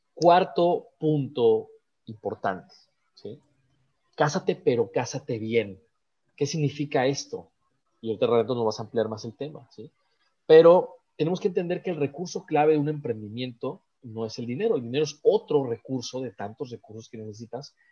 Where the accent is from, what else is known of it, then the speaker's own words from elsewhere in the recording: Guadalajara, Jalisco, Mexico; moved away; Guadalajara, Jalisco, que es mi tierra